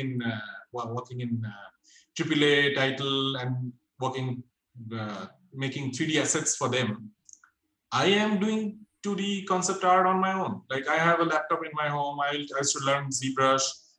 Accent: Kolkata, West Bengal, India; moved away as an adult; back in my hometown, which is in Kolkata.

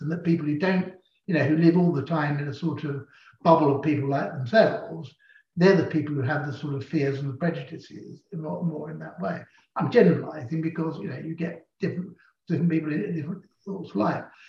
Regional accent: London, United Kingdom; also born or lived in Shepherd's Bush; I was born in Parsons Green down in Fulham. And indeed, I'm the sort of fourth generation of my family to grow up in Fulham

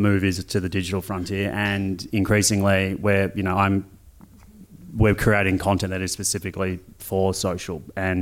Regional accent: Australia

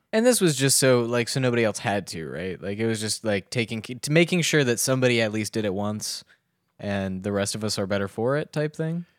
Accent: Southern Maryland, United States; I grew up in Southern Maryland

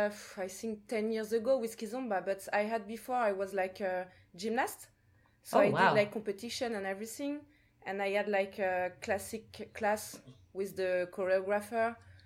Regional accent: Martinique

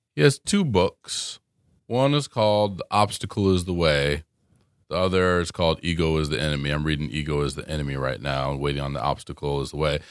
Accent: Colorado, United States; I'm from Colorado.

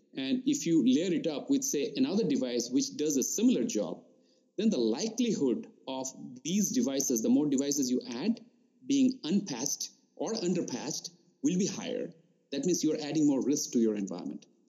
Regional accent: Tripura, India; moved away as an adult; also born or lived in Rourkela, India; now in United States; I grew up in India. I did my schooling in Eastern part in uh, Tripura

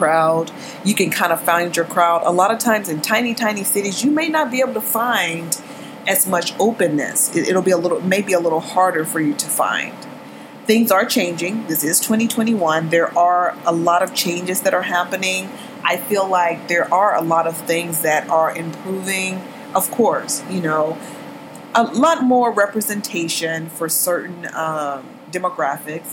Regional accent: Texas, United States; moved away as an adult; now in Los Angeles, United States; I grew up in Texas

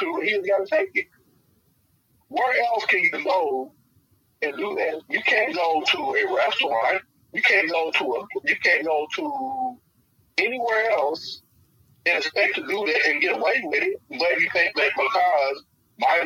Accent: Louisville, Kentucky, United States; I'm born and raised in Louisville, lived in Louisville all my life.

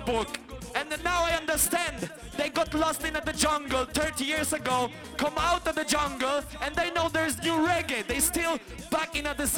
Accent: Poland; We come from Poland

